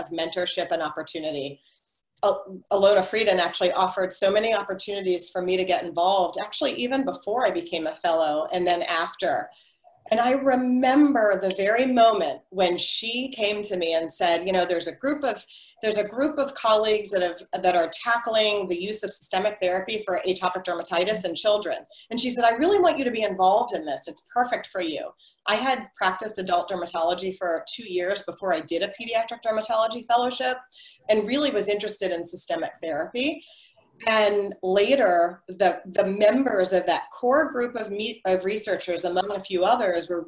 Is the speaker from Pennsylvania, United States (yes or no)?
yes; just outside of Pittsburgh, Western Pennsylvania, United States; born or raised there; now in San Francisco, United States